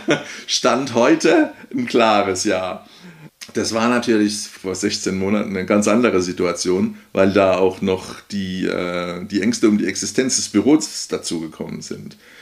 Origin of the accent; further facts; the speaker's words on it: Odenwald, Hesse, Germany; ich komme aus dem Bodenwald